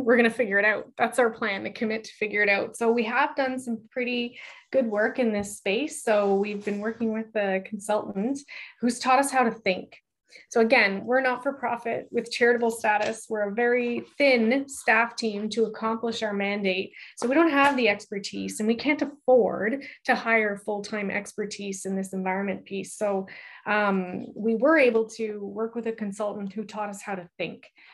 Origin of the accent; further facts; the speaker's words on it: Canada; as a Canadian and as a Canadian sport leader